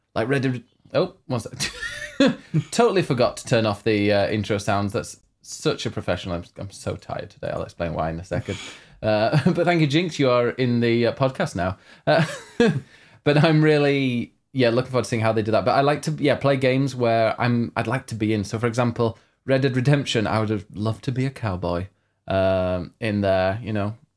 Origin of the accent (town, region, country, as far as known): United Kingdom